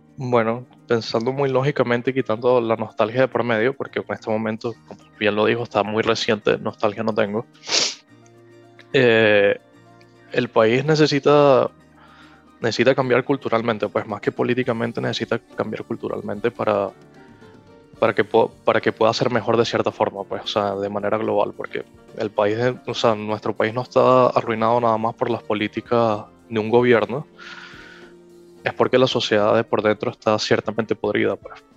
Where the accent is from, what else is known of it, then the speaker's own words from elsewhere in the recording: Venezuela; moved away; also born or lived in United States; como venezolano